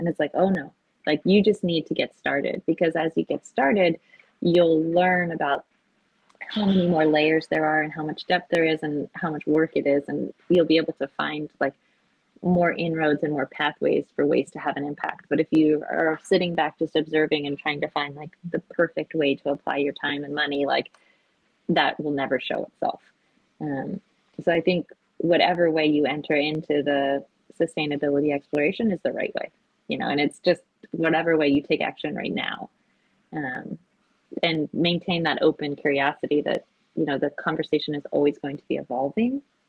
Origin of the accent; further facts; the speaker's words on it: Japan; I think growing up in Japan, you are exposed to this standard of beauty so much that it becomes like somewhat innate in you